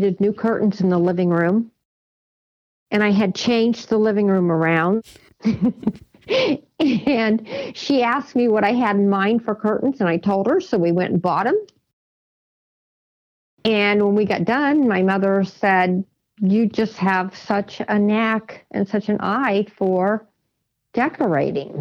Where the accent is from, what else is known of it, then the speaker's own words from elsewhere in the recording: Noblesville, Indiana, United States; moved away as an adult; I was born and raised in Noblesville, Indiana.